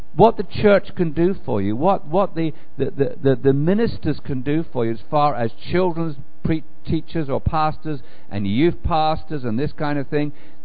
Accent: England, United Kingdom; now in United States; it's a wonderful to be an Englishman, although I don't even think about myself as an Englishman anymore. I think of myself as a Christian who happened to be planted in England at the time and now been replanted in America.

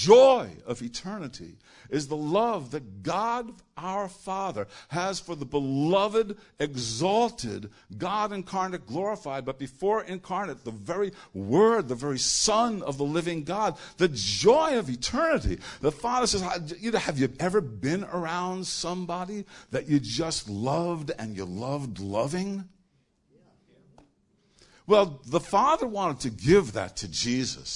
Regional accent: New York, United States; I'm from New York

